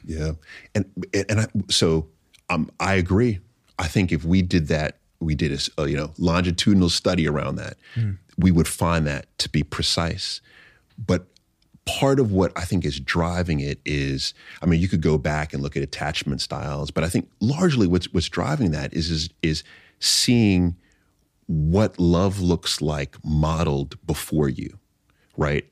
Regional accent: New York City, New York, United States; also born or lived in Long Island; I was born in Jamaica, Queens

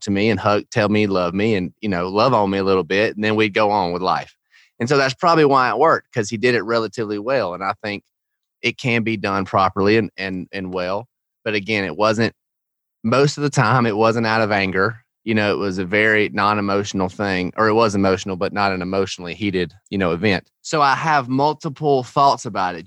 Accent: Georgia, United States; I grew up in Georgia in the South

